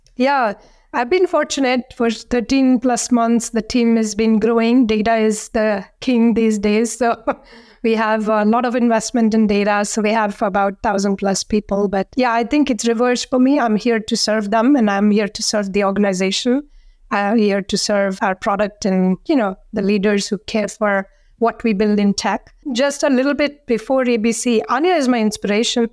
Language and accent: English; India; now in McLean, United States; growing up in India